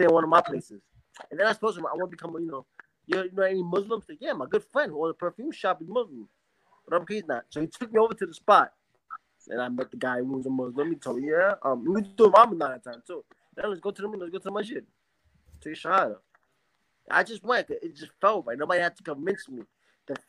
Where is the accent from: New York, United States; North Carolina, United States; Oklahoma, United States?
New York, United States; New York City; moved away as an adult; also born or lived in Spanish Harlem; now in Panama; I was born and raised in New York City. I'm a New Yorker